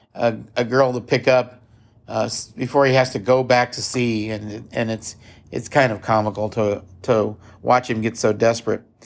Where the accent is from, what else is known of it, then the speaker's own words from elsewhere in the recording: Midwest, United States; also born or lived in Kansas City, Missouri; everybody can tell that I'm from the Midwest